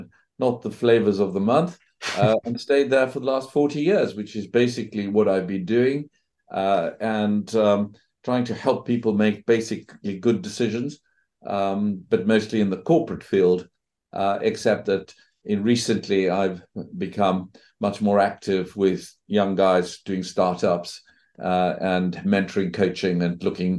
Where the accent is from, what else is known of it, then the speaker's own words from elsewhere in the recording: South Africa; moved away as an adult; also born or lived in Johannesburg, South Africa / Cambridge, England; now in England; I grew up in South Africa. Good part of the world to grow up. Went to university there in Johannesburg, then came over to England